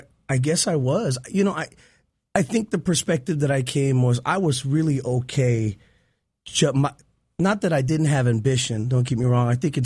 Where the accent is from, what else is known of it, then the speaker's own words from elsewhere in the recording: Chicago, Illinois, United States; Chicago. I grew up in Chicago.